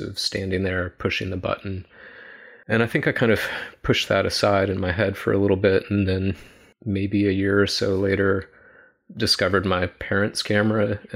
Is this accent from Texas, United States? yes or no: no; Suffolk, Virginia, United States; also born or lived in Richmond, Virginia / Smithfield, Virginia; I was born in Richmond and grew up in the southeast part of Virginia in Suffolk, Smithfield, mostly out kind of in the sticks